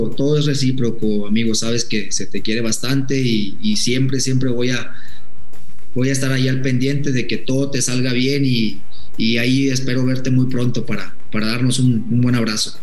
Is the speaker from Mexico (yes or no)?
yes; Mexico; uno como mexicano